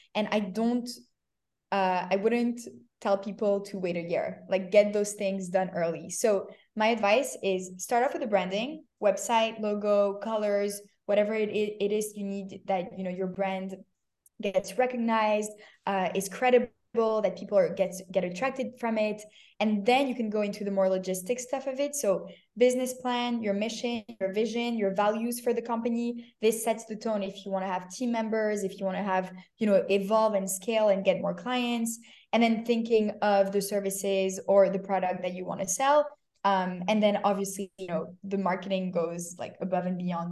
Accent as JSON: {"language": "English", "country": "Canada", "tie": "born or raised there", "also_born_or_lived": "Paris, France / Tel Aviv, Israel / New York, United States", "moved": "as an adult", "said": "I was born in Paris, grew up in Canada"}